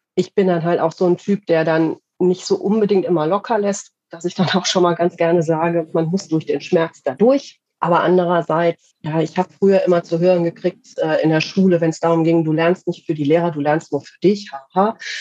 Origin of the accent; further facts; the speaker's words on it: Radevormwald, North Rhine-Westphalia, Germany; aus Rade vom Wald äh, in Deutschland, in NRW.